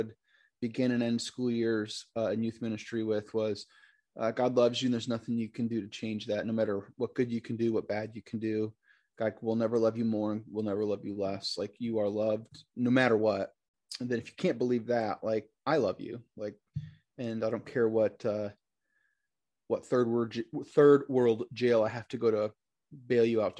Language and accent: English; Michigan, United States; now in Fort Wayne, United States; I'm from Michigan. I grew up as a pastor's kid up there. I happen to live right now in Fort Wayne, Indiana